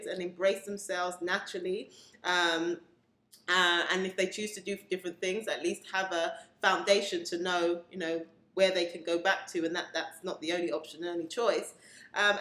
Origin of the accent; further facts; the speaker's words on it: England, United Kingdom; born in England, classified as Black British, of Caribbean descent